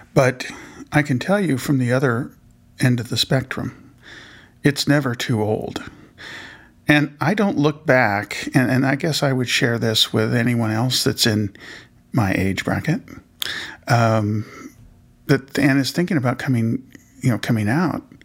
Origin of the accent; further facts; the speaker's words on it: Indianapolis, Indiana, United States; I was born in Indianapolis